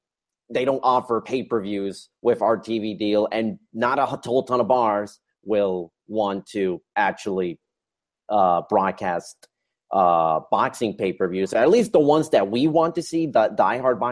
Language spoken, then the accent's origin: English; Puerto Rico; moved away; I'm from Puerto Rico.